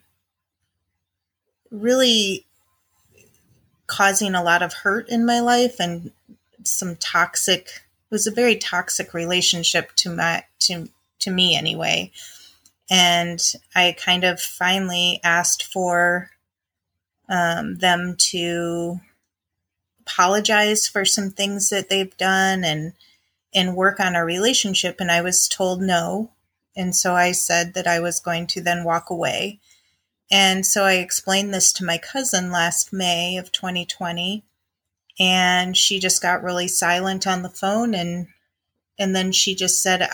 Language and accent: English; Chicago, Illinois, United States; I grew up in the Midwest in Illinois with my mom, my dad, and one brother who's younger than me.